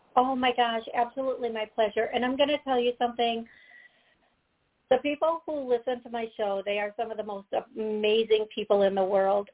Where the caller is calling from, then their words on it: Connecticut, United States; I'm calling from Connecticut.